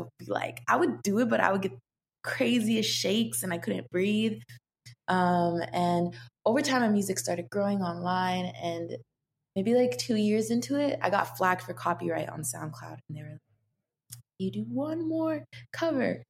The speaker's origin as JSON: {"language": "English", "town": "Seattle", "region": "Washington", "country": "United States", "tie": "born or raised there", "said": "I grew up in Seattle, and then I moved a little bit outside of Seattle, more deeper into the forest"}